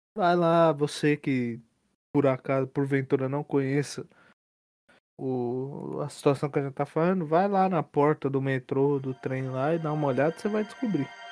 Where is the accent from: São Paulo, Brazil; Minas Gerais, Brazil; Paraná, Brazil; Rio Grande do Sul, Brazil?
São Paulo, Brazil; Santo André; Eu sou de Santo André.